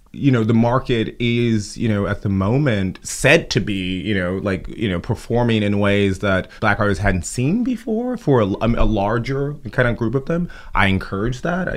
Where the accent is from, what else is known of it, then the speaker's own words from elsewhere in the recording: Chicago, Illinois, United States; I grew up in Chicago, but I was born in Cabrini Green housing projects